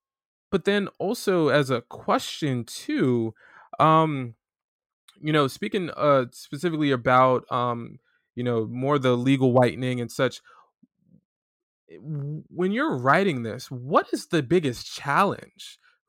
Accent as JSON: {"language": "English", "region": "Florida", "country": "United States", "said": "Because we're both from Florida. But that's a whole other podcast."}